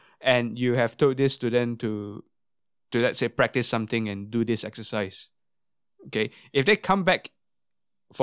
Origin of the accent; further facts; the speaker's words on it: Singapore; growing up in Singapore as a brass player